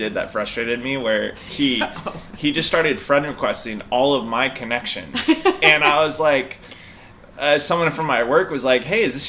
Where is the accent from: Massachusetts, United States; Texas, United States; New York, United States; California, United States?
California, United States; Long Beach; I grew up in Long Beach, California.